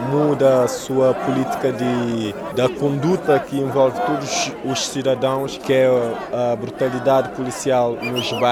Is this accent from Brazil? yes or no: no; Cape Verde; also born or lived in Angola / Lisbon, Portugal; nasci em Angola, mas depois fui Cabo Verdeanos, cresci em Cabo Verde, também estudei em Lisboa e me percebi que realmente o centro da minha cultura estava realmente em Lisboa.